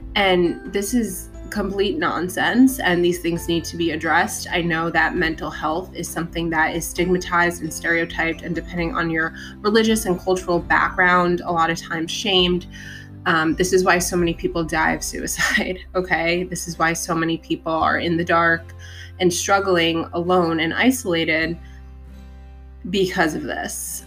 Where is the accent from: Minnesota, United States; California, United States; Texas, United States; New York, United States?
New York, United States; New York City; I was born in Staten Island